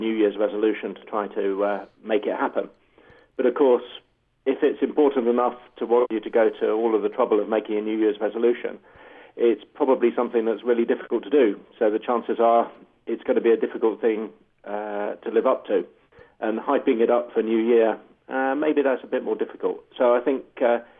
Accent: England, United Kingdom; I'm being English

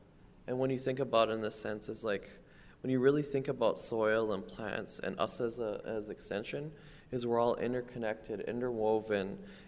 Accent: Belcourt, North Dakota, United States; I said I am from where the little river or the little creek that sings on the Turtle Mountain Indian Reservation, aka Belcourt, North Dakota. And then I also said I am from the White Crane Clan.

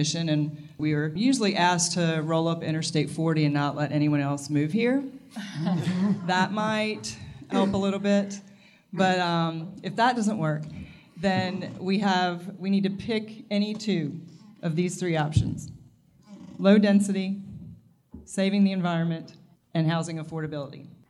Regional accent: Virginia, United States; now in Wilmington, United States; I grew up in Virginia

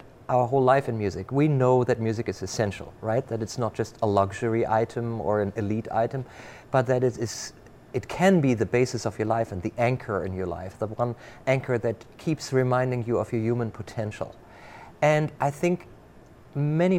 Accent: Germany; now in Rochester, United States; I grew up in Germany

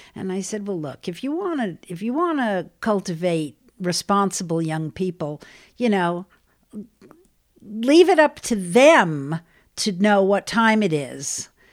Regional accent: twenty miles outside of New York City, United States; I grew up about twenty miles outside of New York City, northeast towards Connecticut.

